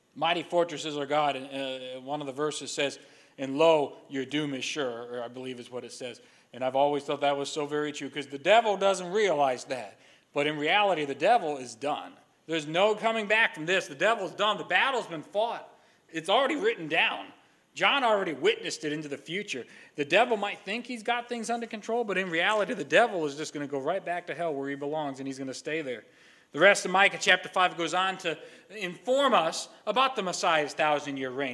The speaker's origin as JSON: {"language": "English", "town": "Stratford", "region": "Connecticut", "country": "United States", "tie": "born or raised there", "also_born_or_lived": "Niles, Ohio", "moved": "as an adult", "said": "I am from the town of Stratford, Connecticut"}